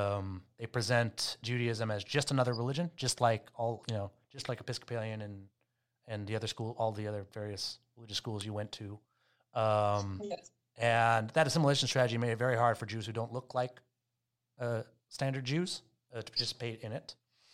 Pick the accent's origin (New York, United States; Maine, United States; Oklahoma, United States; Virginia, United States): Maine, United States; I grew up in Maine that had no Jewish community, I often meet people of color who actually had more of a Jewish upbringing than I did.